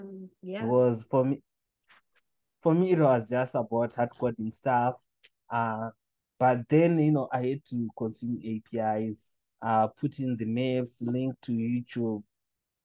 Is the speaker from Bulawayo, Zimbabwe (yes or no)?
no; Chitungwiza, Harare, Zimbabwe; also born or lived in Sunningdale; growing up in Chitungwiza